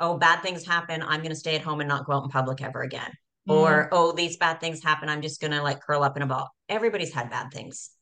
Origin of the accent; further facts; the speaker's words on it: Canada; born in Canada